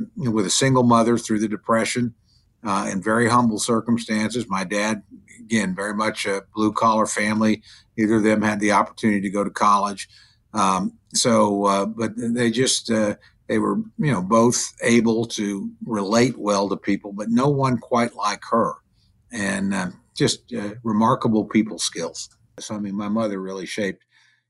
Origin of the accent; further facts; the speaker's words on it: Moore, Oklahoma, United States; I may be a congressman, in Moore, Oklahoma